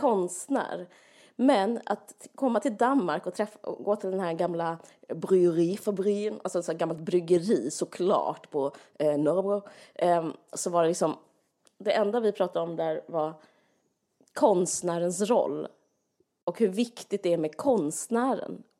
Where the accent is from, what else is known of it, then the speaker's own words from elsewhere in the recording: Sweden; som svensk